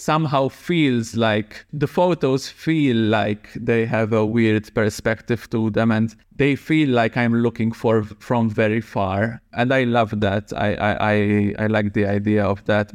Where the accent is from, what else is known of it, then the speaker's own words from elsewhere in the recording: Malta; I was born and raised in Malta